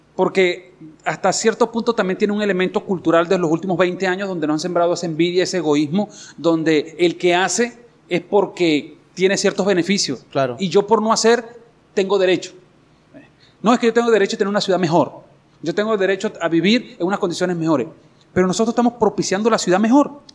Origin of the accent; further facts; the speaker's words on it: Guanare, Portuguesa, Venezuela; soy de Guanare.